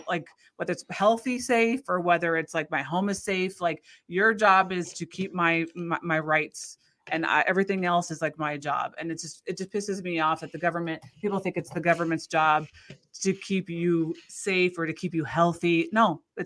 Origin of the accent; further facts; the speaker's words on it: United States; as an American